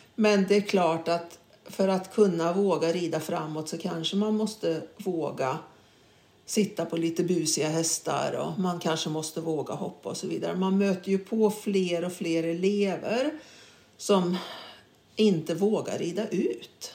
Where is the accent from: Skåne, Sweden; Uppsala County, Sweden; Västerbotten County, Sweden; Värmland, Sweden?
Värmland, Sweden; Karlstad; moved away; also born or lived in Stockholm; jag var uppväxt i Karlstad